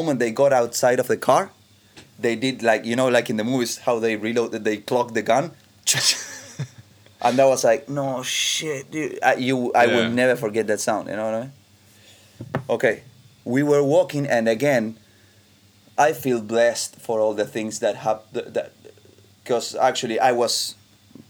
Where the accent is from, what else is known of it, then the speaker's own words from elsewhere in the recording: Argentina; I was raised in 1986 in Argentina